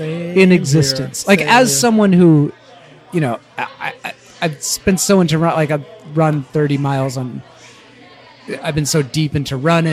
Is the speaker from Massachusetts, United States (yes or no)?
yes; Dorchester, high school in Danvers, Massachusetts kid, United States; I was born in Dorchester. The infamous Dorchester.